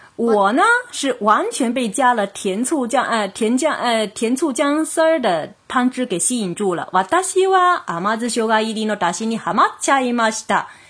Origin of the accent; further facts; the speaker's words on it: China; 我们中国人